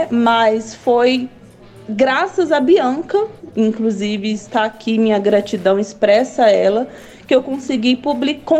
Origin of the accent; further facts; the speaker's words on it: Minas Gerais, Brazil; now in Brasília, Brazil; tenho 34 anos, é, sou mineira, mas moro em Brasília tem muito tempo.